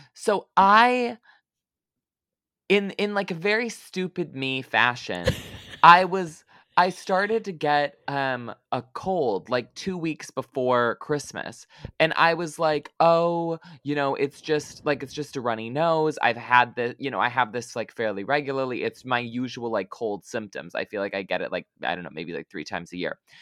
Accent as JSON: {"language": "English", "town": "Lansing", "region": "Michigan", "country": "United States", "tie": "born or raised there", "accent": "Midwestern", "said": "Lansing, which is where I grew up"}